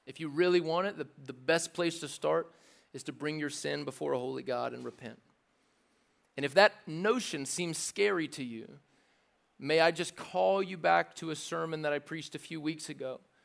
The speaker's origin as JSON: {"language": "English", "region": "the South", "country": "United States", "tie": "born or raised there", "said": "I didn't grow up in church, but I grew up in the South enough to drive past churches"}